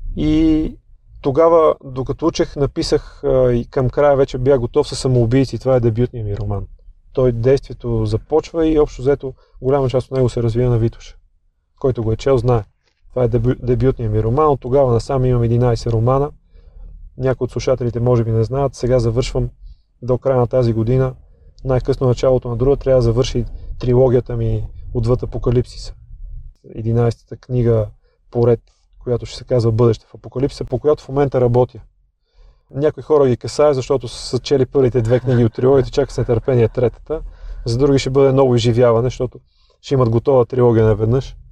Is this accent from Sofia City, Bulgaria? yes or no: yes; Sofia, Sofia City, Bulgaria; роден и отраснал в Драгалевци, в лоното на планината